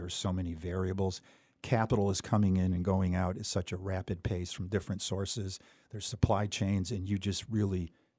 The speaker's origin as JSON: {"language": "English", "town": "Pittsfield", "region": "Massachusetts", "country": "United States", "tie": "born or raised there", "said": "I grew up in Pittsfield"}